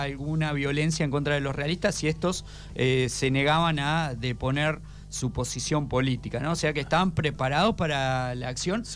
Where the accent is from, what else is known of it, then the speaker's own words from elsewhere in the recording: Argentina; Nuestro país